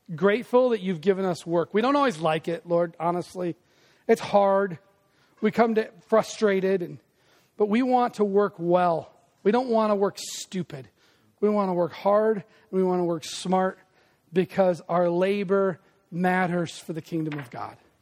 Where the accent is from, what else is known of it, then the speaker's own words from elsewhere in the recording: Des Moines, Iowa, United States; me who grew up in Des Moines